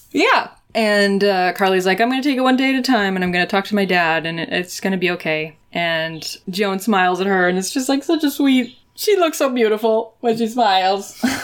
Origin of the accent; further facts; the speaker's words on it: United States; I'm already from America